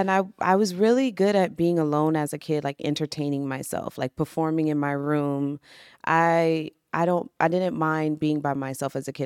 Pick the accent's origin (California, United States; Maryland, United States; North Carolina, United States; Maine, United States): Maryland, United States; I'm from Maryland